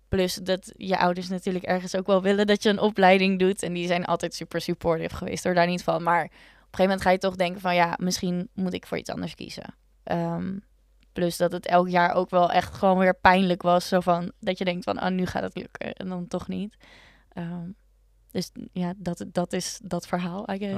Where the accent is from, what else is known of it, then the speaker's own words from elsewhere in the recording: Leeuwarden, Friesland, Netherlands; now in Utrecht, Netherlands; ik ben dus opgegroeid in Leeuwarden